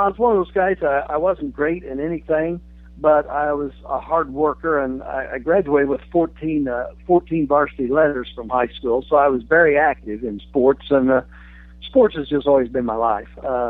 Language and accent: English; Washington, Indiana, United States; My father played for Burl Friddle back in the early 30s at Washington. And I grew up starting to play down in the grades.